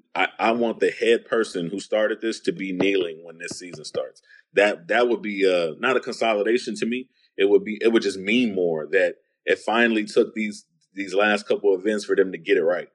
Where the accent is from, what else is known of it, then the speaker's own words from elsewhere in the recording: San Antonio, Texas, United States; I was growing up on the East Side